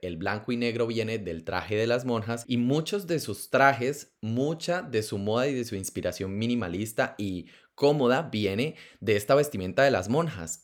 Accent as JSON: {"language": "Spanish", "country": "Colombia", "tie": "born or raised there", "said": "yo crecí en Colombia, un país supremamente católico"}